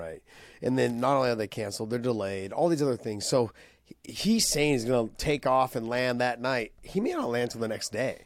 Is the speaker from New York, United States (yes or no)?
no; San Jose, California, United States; here in San Jose, in my hometown